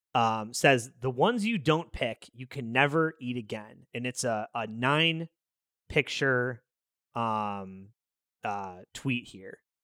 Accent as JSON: {"language": "English", "town": "Chicago", "region": "Illinois", "country": "United States", "said": "we're from the South Side"}